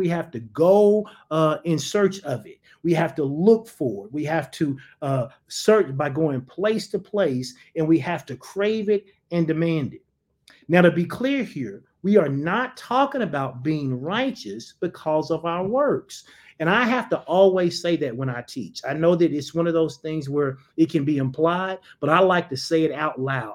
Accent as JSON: {"language": "English", "country": "United States", "said": "I'm an American citizen"}